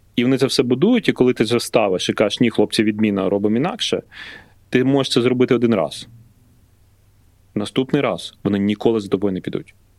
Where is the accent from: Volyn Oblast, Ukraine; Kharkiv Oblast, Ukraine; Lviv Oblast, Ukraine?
Volyn Oblast, Ukraine; Lutsk; born or raised there